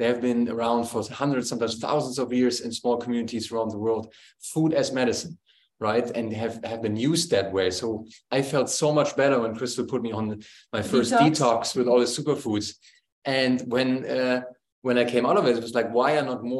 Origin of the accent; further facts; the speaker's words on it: Germany; growing up in Germany